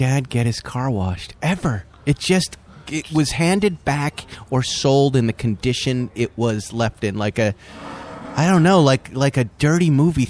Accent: Massachusetts, United States; now in Malibu, United States; I grew up in New England in that environment.

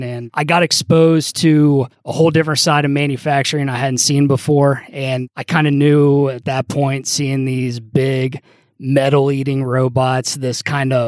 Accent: Cincinnati, Ohio, United States; I'm from Cincinnati

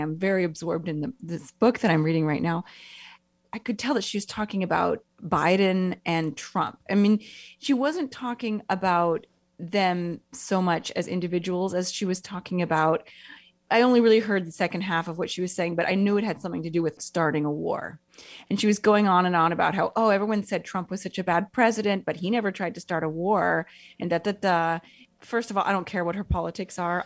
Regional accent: United States; moved away as an adult; now in Italy; I'm American

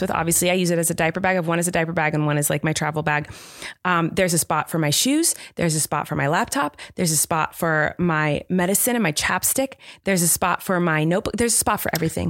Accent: Southern California, United States; I grew up in Southern California

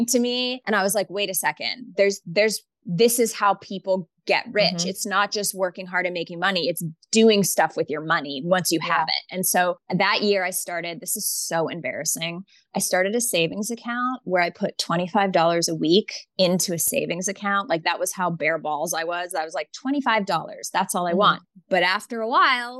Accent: Canada; moved away as an adult; also born or lived in New York City; I'm Canadian

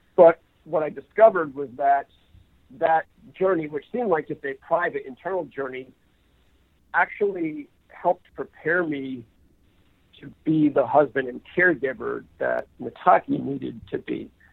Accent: New Hampshire, United States; now in California, United States; as a high school runner growing up in New Hampshire

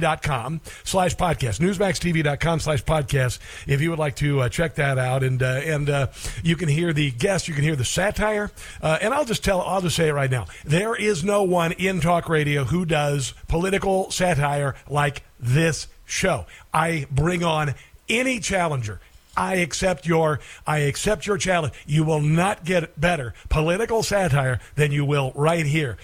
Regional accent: United States; we're blessed to live in the United States of America

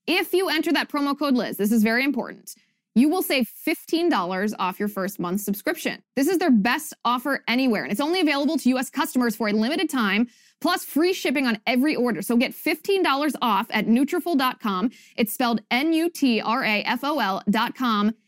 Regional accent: Ohio, United States; moved away; my home state of Ohio

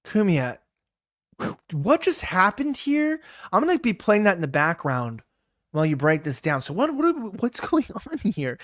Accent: Los Angeles, California, United States; growing up in California, growing up in Los Angeles

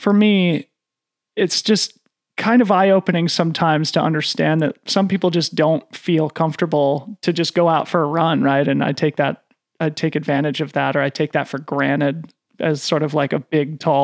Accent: Boulder, Colorado, United States; growing up in Boulder, Colorado, in a white middle-class family

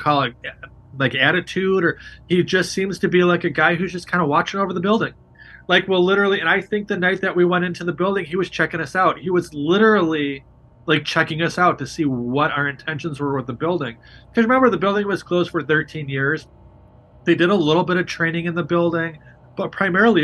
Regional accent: Chicago, Illinois, United States; I'm from Chicago

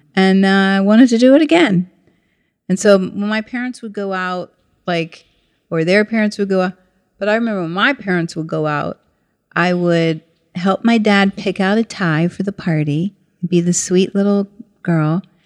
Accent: St. Petersburg, Florida, United States; moved away; also born or lived in New York City; grew up in St. Petersburg, Florida

